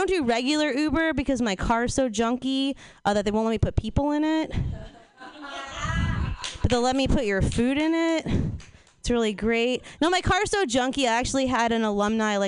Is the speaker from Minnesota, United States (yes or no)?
no; Los Angeles, California, United States; now in New Orleans, United States; I'm from New Orleans. Well, I live in New Orleans. I'm actually originally from Los Angeles.